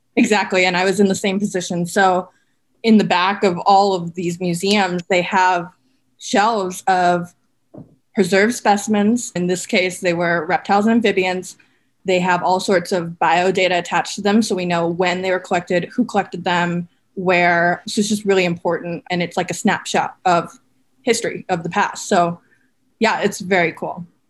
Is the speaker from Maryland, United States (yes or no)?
no; Minnesota, United States; moved away; I grew up in Minnesota